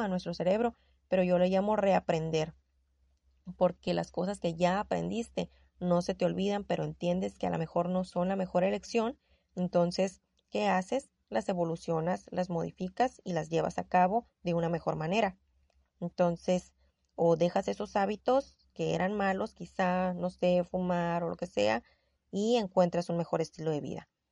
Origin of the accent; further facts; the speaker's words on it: Sonora, Mexico; accent: norteña; tengo el tono de voz muy golpeado, yo lo sé, soy sonorense, soy norteña